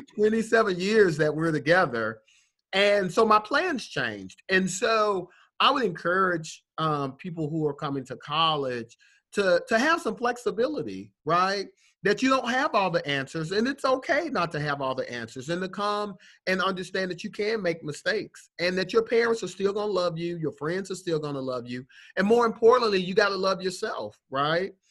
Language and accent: English; Atlanta, Georgia, United States; I'm from Atlanta